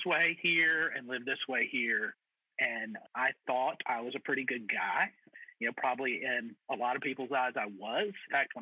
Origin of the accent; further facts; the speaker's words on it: Mississippi, United States; moved away as an adult; also born or lived in Atlanta, Georgia; now in St. Louis, United States; My first pastorate was actually back in Mississippi